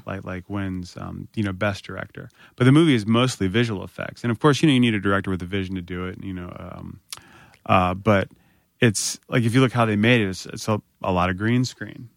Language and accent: English; Northern Virginia, United States; I grew up in Northern Virginia